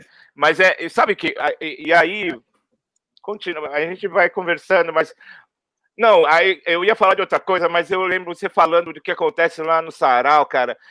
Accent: São Paulo, Brazil; Eu, eu cresci na Zona Norte

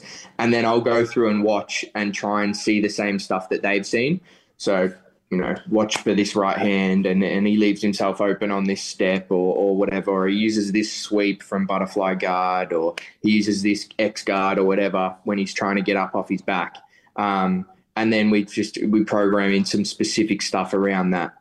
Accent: Melbourne, Victoria, Australia; I'm a real Melbourne centric person. You know, I love this city

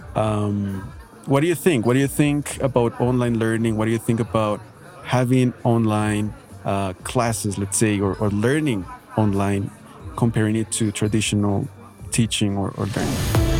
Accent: Bogotá, Colombia; English is a second language; I studied at a, at a public school here in Bogota, Colombia.

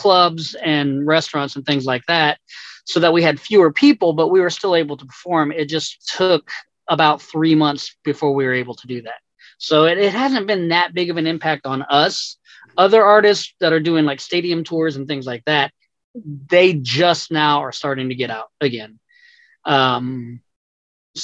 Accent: Texas, United States; now in Tennessee, United States; I'm from Texas. My brother is still down there

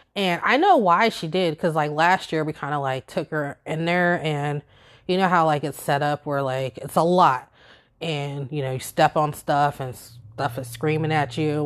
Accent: Virginia Beach, Virginia, United States; moved away as an adult; now in upstate New York, United States; growing up in Virginia Beach

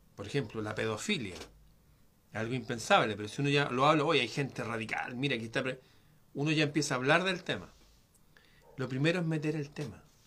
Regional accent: Chile; aquí en mi país

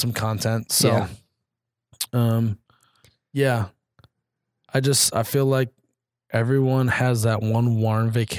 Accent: Midwest, United States; as a Midwesterner.

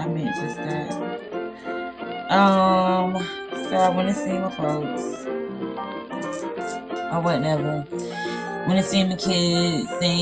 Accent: Georgia, United States; now in Missouri, United States; I'm not from Missouri, so I have to travel all the way back to Georgia

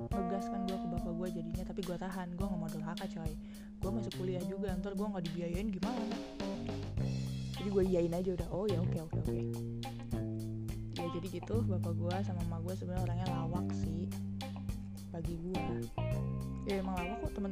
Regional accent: Kuningan, West Java, Indonesia; also born or lived in Cirebon; now in Tangerang Selatan, Indonesia; asli gue orang Cirebon gue lahir di Cirebon tapi rumah di Kuningan Jawa Barat nah ribet nggak lu?

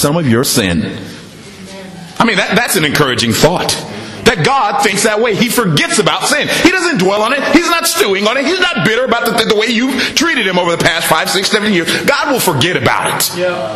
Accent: Washington, United States; moved away as an adult; also born or lived in Los Angeles; me and my wife, we're from Washington in the United States. We moved to Los Angeles before we come here

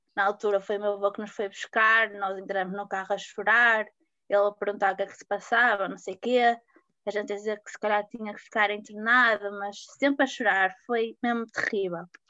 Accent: Porto, Norte, Portugal; tenho 23 anos e sou do Porto

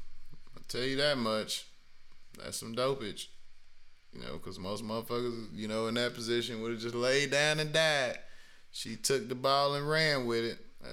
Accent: Greenville, South Carolina, United States; I'm from South Carolina, I'm from Greenville

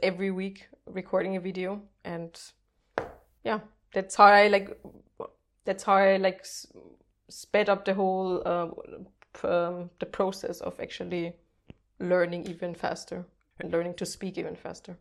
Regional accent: Austria; first language German; English is a second language; also born or lived in Netherlands / Portugal; I'm Austrian

